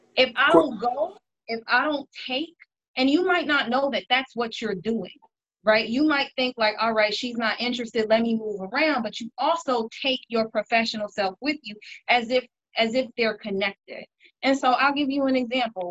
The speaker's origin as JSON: {"language": "English", "town": "Chicago", "region": "Illinois", "country": "United States", "said": "I am a Chicagoan. Uh, live in Hyde Park"}